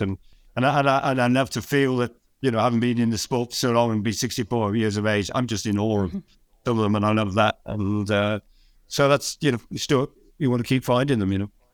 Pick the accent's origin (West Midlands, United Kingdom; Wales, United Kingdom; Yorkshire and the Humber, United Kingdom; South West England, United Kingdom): South West England, United Kingdom; Cheltenham; moved away as an adult; now in Scotland, United Kingdom